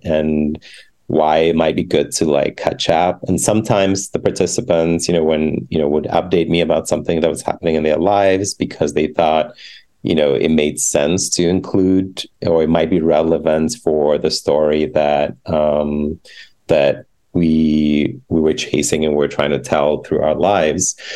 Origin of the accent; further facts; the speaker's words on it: Ghana; moved away; the queer community in Ghana, my home country